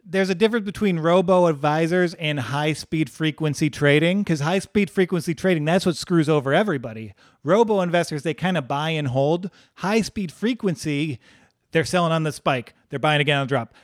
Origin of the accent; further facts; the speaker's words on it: Midwest, United States; we're from the Midwest